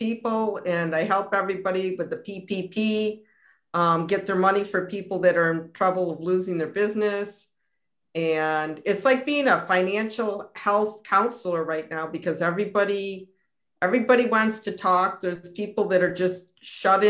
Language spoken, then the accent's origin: English; Rochester, New York, United States; also born or lived in Long Island / Rennes, France; I was born on Genesee Street, and then my parents moved to Brighton when I was about in third grade. So I grew up in the suburbs from about 8 on